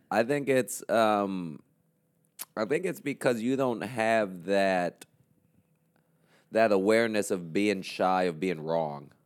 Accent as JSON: {"language": "English", "country": "Puerto Rico", "tie": "born or raised there", "also_born_or_lived": "New York / Florida", "second_language": "English", "moved": "as an adult", "lives_now": "New York City, United States", "said": "I was born in New York, but I grew up in Puerto Rico"}